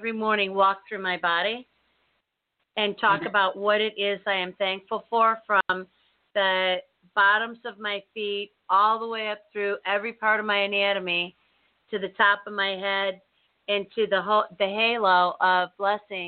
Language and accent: English; United States; I was born here, and I was raised in the United States of America.